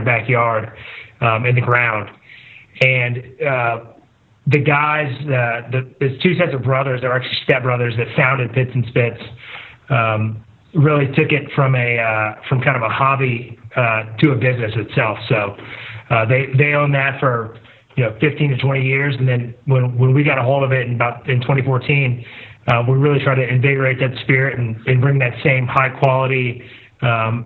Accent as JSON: {"language": "English", "town": "Bellville", "region": "Texas", "country": "United States", "tie": "born or raised there", "said": "originally grew up in a small town outside of Houston called Belleville"}